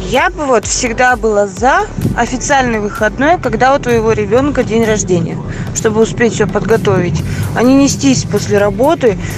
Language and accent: Russian; Moscow, Russia; А, я из Москвы.